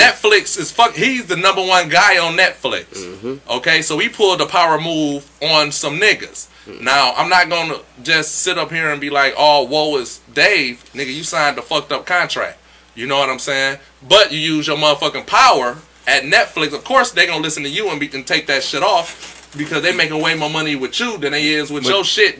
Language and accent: English; Detroit, Michigan, United States; I'm from Detroit and I love Detroit. I love Detroit.